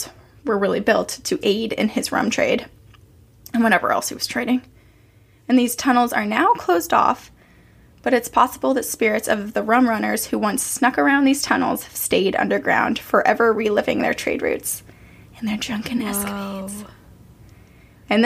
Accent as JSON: {"language": "English", "town": "Burlington", "region": "Vermont", "country": "United States", "tie": "born or raised there", "said": "my hometown haunting, Burlington, Vermont"}